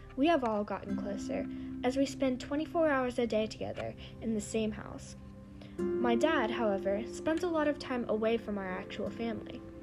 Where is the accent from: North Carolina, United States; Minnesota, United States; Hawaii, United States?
North Carolina, United States; Raleigh; I'm from Raleigh, North Carolina